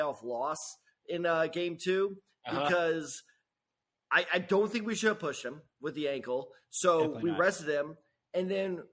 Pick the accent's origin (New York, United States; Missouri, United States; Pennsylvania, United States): Missouri, United States; St. Louis; I'm from St. Louis